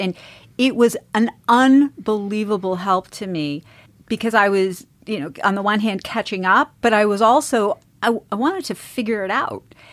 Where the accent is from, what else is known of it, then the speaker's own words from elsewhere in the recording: East Coast, United States; I grew up in the East Coast